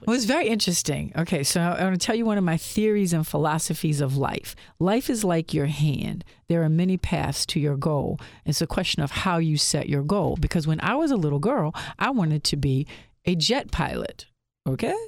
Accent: Lynchburg, Virginia, United States; moved away as an adult; now in Philadelphia, United States; I'm from Lynchburg, Virginia, if you can't tell. I, I do not have a Philly accent

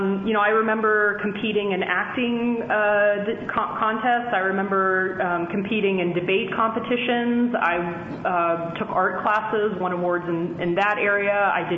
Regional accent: South Carolina, United States; I grew up, was born and raised in South Carolina, and I was well aware of all the stereotypes that come along with that, you know, coming into Penn. I still had a bit of an accent back then.

